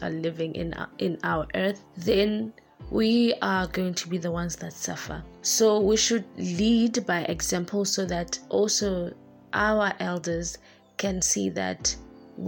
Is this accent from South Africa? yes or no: yes; East London, Eastern Cape, South Africa; moved away; also born or lived in Khayelitsha; from Eastern Cape in East London.